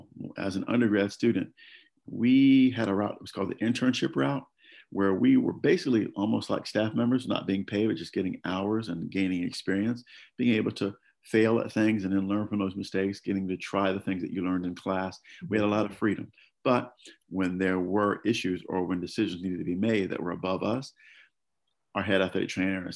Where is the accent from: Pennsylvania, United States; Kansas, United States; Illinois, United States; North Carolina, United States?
North Carolina, United States; Jacksonville; moved away as an adult; also born or lived in Wilmington, North Carolina / Miami; I'm originally from Jacksonville, North Carolina